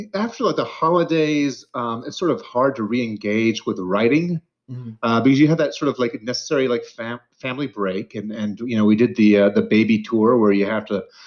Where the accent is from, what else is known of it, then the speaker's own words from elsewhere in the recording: Mobile, Alabama, United States; also born or lived in Mississippi / Florida / Louisiana; I grew up in the South, the Deep South. So, you know, I was born in Mississippi. Uh, I lived uh, briefly in Florida and Louisiana. Uh, a lot of my like kind of early childhood was spent in Mobile, Alabama